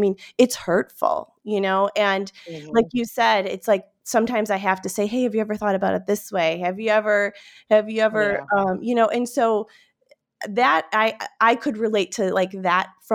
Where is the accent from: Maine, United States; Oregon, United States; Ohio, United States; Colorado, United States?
Ohio, United States; Cleveland; I have a sister who I grew up in Cleveland, Ohio